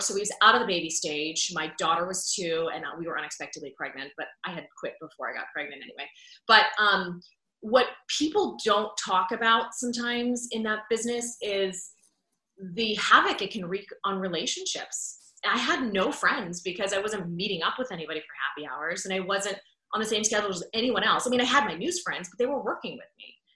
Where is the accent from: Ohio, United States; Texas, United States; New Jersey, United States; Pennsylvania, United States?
Pennsylvania, United States; Pittsburgh; moved away as an adult; now in Orlando, United States; I was at KDKA TV, the CBS affiliate in Pittsburgh, which is my hometown